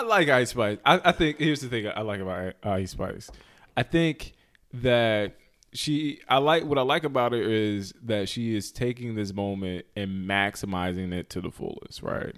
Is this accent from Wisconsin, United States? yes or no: no; North Carolina, United States; we're coming from North Carolina